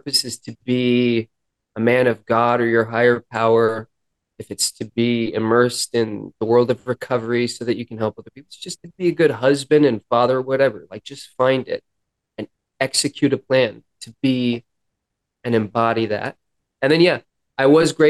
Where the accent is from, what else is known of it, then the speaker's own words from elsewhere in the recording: Los Angeles, California, United States; moved away; I grew up in Hollywood